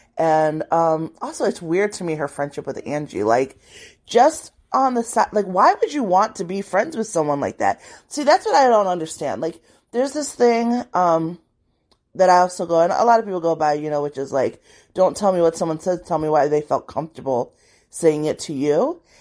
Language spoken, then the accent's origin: English; Liberia; I was born in Liberia